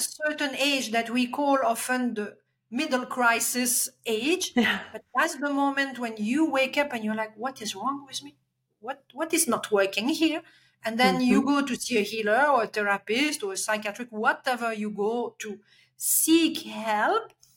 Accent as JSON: {"language": "English", "country": "Belgium", "tie": "born or raised there", "second_language": "English", "moved": "yes", "said": "I'm Belgian, I'm coming from Europe."}